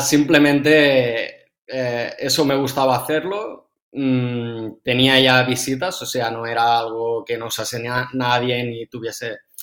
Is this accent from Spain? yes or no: yes; Amposta, Catalonia, Spain; De Ampuesta, de un pueblo del Delta del Ebro.